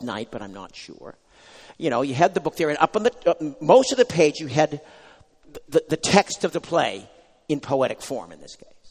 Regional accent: United States; as an American now

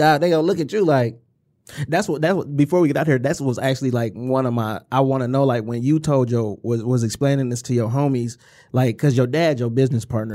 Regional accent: Inkster, Michigan, United States; We, we are from Inkster. We grew up

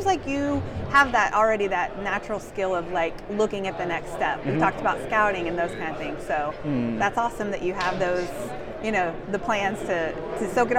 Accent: Waco, Texas, United States; moved away; also born or lived in Lubbock / Frisco; I'm from Waco

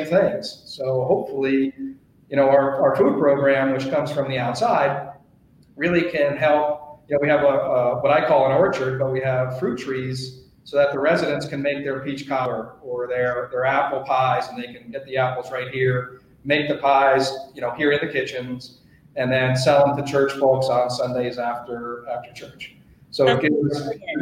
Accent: New Jersey, United States; moved away as an adult; also born or lived in Boston / New York City / Richmond; now in Colorado, United States; I'm from New Jersey. I grew up on the East Coast

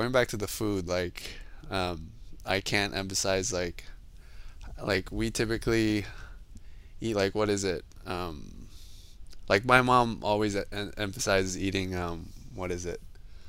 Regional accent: Kansas City, United States; even in where I was raised in Kansas City. So yeah, we also had our own performances. Like I went to a Chinese language school on Sundays

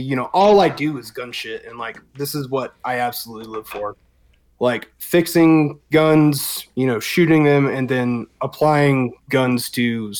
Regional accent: South Georgia, United States; moved away as an adult; now in Colorado, United States; I was raised in South Georgia, you know, spent my adolescent years there

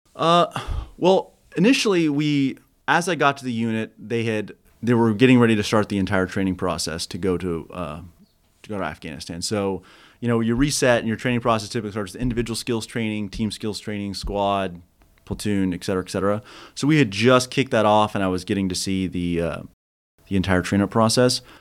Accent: Kansas, United States; moved away as an adult; I grew up in Kansas

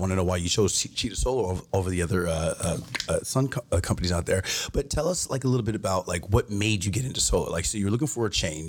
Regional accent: Alaska, United States; now in Arizona, United States; I'm from Alaska, so I'm used to seasons

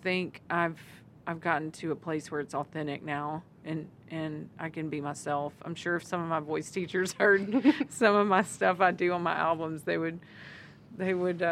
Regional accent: Southern, United States; accent: Southern; also born or lived in Austin, Texas / Arkansas; now in Northwest Arkansas, United States; my Southern accent

